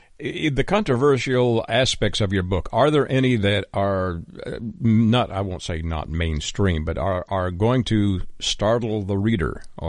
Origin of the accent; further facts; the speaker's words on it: Canada; I'm from Canada. So, you know, we do strange things up there